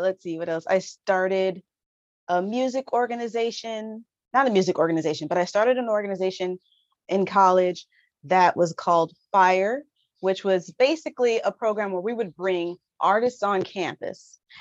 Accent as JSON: {"language": "English", "region": "Southern California", "country": "United States", "said": "I am from Southern California. So I've only ever lived about 2 hours away from"}